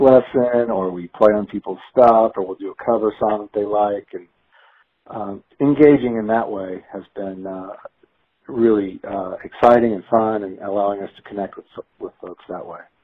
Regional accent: Baton Rouge, Louisiana, United States; moved away as an adult; now in Atlanta, United States; I grew up in Louisiana, but I moved to Atlanta uh, right out of high school

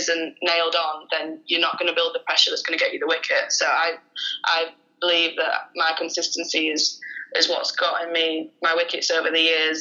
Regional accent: Sheffield, Yorkshire and the Humber, United Kingdom; moved away as an adult; now in Leeds, United Kingdom; I played all my junior stuff down in South Yorkshire, because I'm from Sheffield

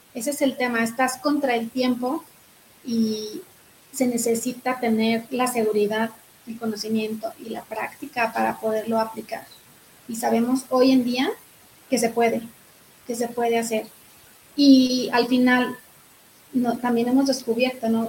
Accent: Zacatecas, Mexico; now in Querétaro, Mexico; soy de Zacatecas, allá nací, allá está toda mi familia

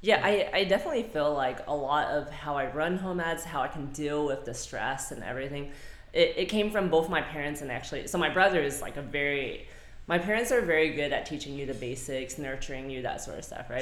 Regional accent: Lake Worth, Texas, United States; I am from Fort Worth. I say Fort Worth, so Lake Worth, Texas.

